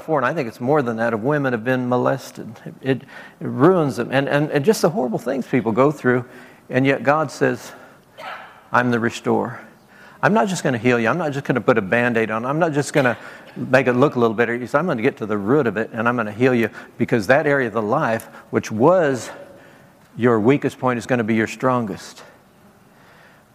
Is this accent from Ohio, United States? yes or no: no; Nebraska, United States; moved away; also born or lived in Beaumont, Texas; I grew up in Nebraska